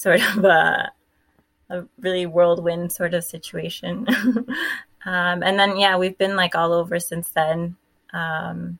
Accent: Miami, Florida, United States; moved away as an adult; also born or lived in Tennessee; So I was born in Miami. I got my master's at FIU in Miami

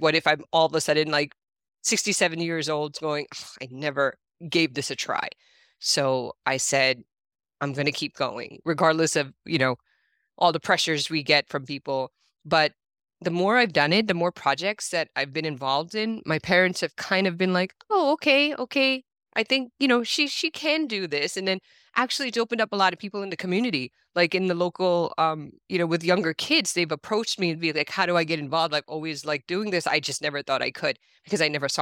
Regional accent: New York, United States; I grew up in New York

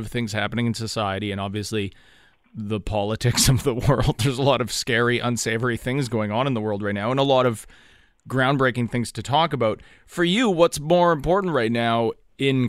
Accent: Canada

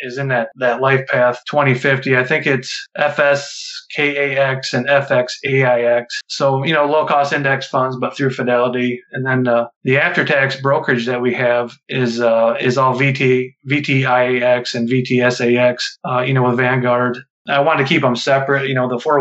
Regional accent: Midwest, United States; I grew up in the Midwest

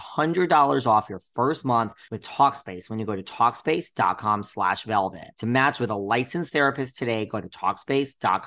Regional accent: Connecticut, United States; now in New York, United States; I'm originally from Connecticut. So, you know, suburbs

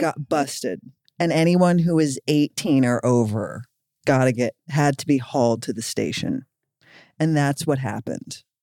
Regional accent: Philadelphia, Pennsylvania, United States; we're both from Philly

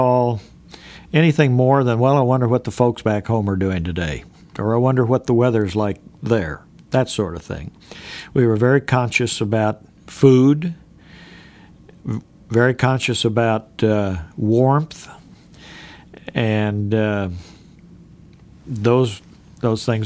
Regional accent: Great Bend, Kansas, United States; I was raised in Great Bend, Kansas

